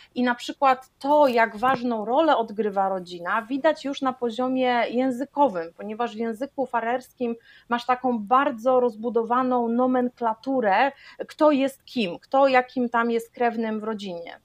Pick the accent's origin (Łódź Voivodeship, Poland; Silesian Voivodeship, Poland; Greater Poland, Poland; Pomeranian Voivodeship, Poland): Pomeranian Voivodeship, Poland; Gdańsk; moved away as an adult; now in Faroe Islands; uziemił mnie w Polsce, w rodzinnym Gdańsku